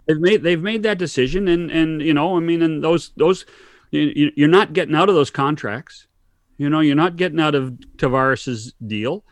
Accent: Canada; as a Canadian

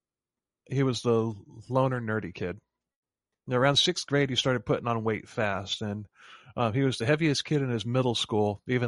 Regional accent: Florida, United States; we're from Florida.

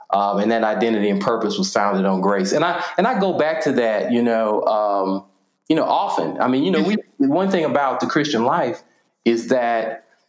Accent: Nashville, Tennessee, United States; also born or lived in Virginia; Born and raised, I'm specifically East Nashville

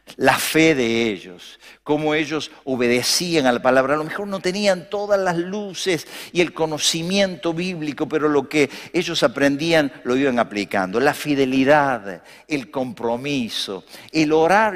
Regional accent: Argentina

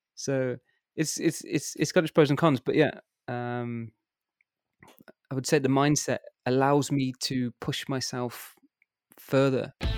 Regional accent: Worcester, West Midlands, United Kingdom; moved away as an adult; now in Germany; I was born and grew up in a place called Worcester

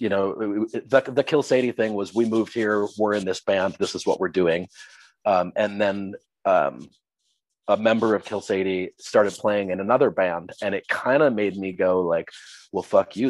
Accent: Minneapolis, Minnesota, United States; I was born and raised in the Twin Cities, Minneapolis, St. Paul.

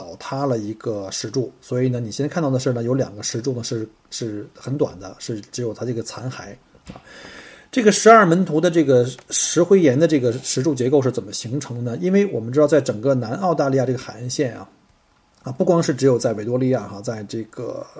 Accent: Beijing, China; 不像我们我是从北京来的嘛，像北方的一些山区啊，我们有很多大的石头

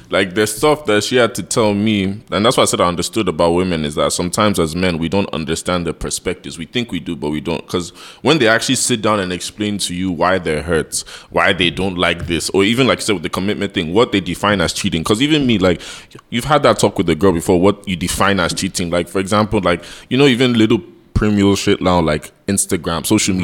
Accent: United States; also born or lived in London; now in Nigeria; I grew up in America

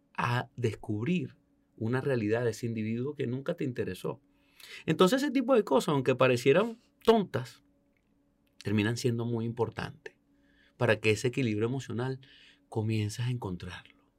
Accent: Venezuela; moved away; como venezolano

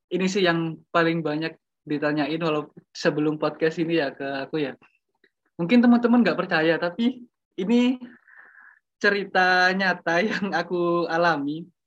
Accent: Lumajang, East Java, Indonesia; aku udah di Lumajang kan, di kota asalku di Lumajang dan aku juga ya berjualan di situ.

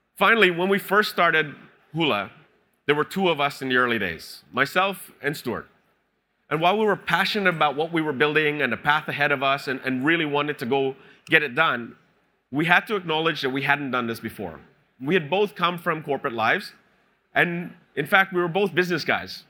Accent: Canada; moved away as an adult; now in Singapore; I'm Canadian

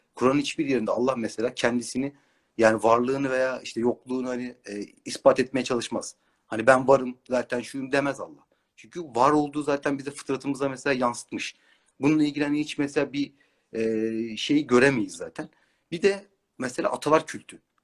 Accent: Istanbul, Turkey; Doğma büyüme İstanbulluyum.

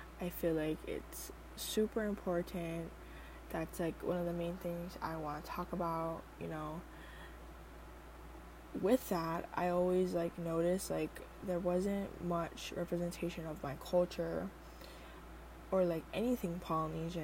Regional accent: Oahu, Hawaii, United States; I am from Hawaii. I am from the island of Oahu

